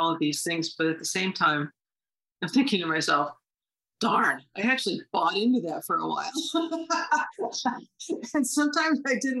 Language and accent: English; Horseheads, New York, United States; 10 minutes from home, growing up in Horseheads.